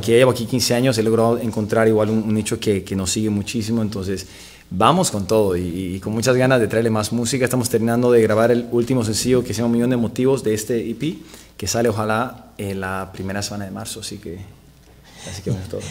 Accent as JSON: {"language": "Spanish", "country": "Bolivia", "moved": "as an adult", "lives_now": "Los Angeles, United States", "said": "soy cantante y compositor de Bolivia. Eh, vivo ya en Los Ángeles ya 15 años"}